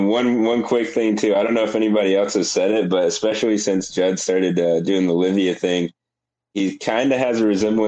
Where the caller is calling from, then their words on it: Orlando, Florida, United States; I'm calling from Orlando, Florida.